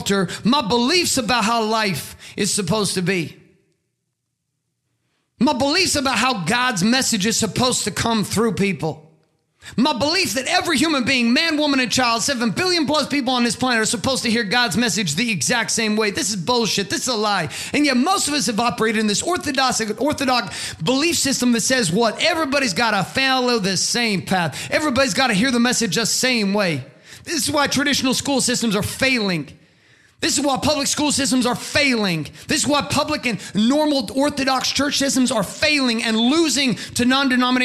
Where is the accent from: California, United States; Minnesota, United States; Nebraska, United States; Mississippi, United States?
California, United States; Stockton; also born or lived in Boise, Idaho / Canada; we grew up in Southern Central California in Stockton in junior high